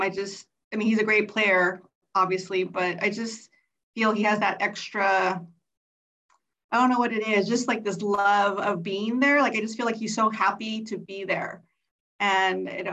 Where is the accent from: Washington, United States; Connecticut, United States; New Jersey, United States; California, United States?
California, United States; Montebello; I grew up in Montebello, California